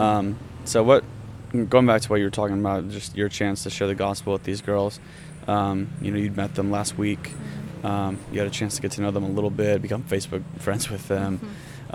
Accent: United States; as an American

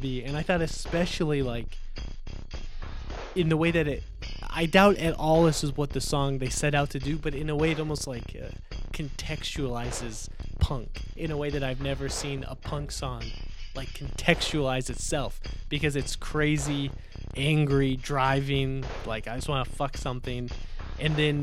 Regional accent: United States; I'm American.

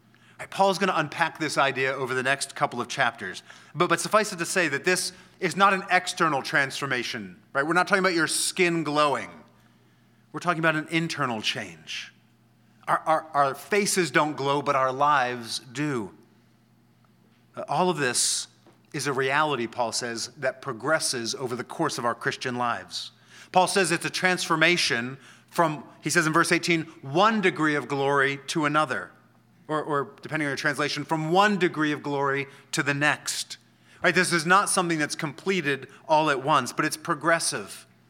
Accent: Washington, District of Columbia, United States; I'm from D C.

